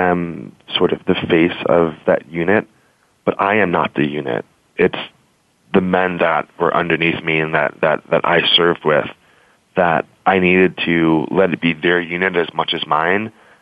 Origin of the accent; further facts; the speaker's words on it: New York City, New York, United States; I was born and raised in New York City and sort of a punk kid